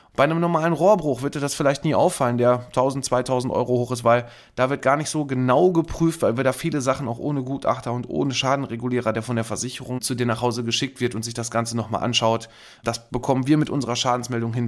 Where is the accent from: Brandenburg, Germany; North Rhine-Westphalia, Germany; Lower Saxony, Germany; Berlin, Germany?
North Rhine-Westphalia, Germany; Kamp-Lintfort; bei uns in Kamp Lindfort am Niederrhein